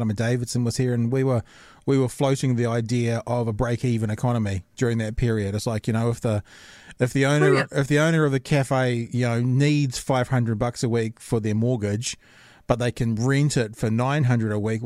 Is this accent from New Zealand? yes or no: yes; Auckland, New Zealand; also born or lived in Titirangi / Huia; I kind of grew up in Hillsborough and in Mount Roskill, that area